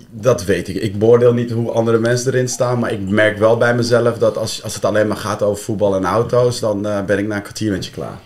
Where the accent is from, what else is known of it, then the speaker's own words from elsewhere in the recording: Deventer, Overijssel, Netherlands; moved away as an adult; also born or lived in Amsterdam; ik ben zelf geboren en getogen in Deventer